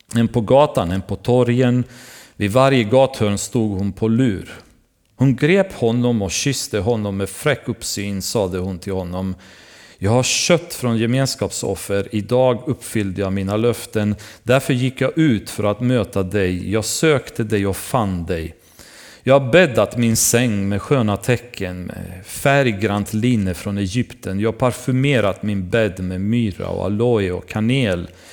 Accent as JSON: {"language": "Swedish", "country": "Romania", "tie": "born or raised there", "moved": "yes", "said": "Jag själv hade vuxit upp i början i mitt liv när jag var yngre Därför att i Rumänien"}